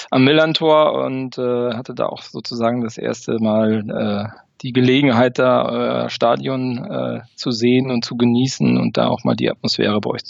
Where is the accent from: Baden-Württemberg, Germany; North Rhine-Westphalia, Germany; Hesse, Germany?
North Rhine-Westphalia, Germany; now in Paderborn, Germany; war in meiner Kindheit immer sehr viel äh, beim FC in Köln, weil ich auch da in der Nähe geboren